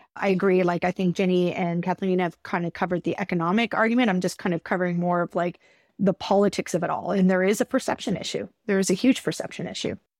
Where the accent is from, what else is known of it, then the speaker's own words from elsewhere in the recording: Canada; as a Canadian